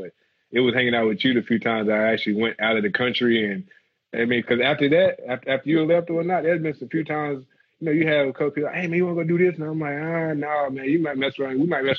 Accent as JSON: {"language": "English", "region": "the South", "country": "United States", "tie": "born or raised there", "said": "We laugh so much every day about something, about growing up in the South and dealing with, like, whether it was my daddy."}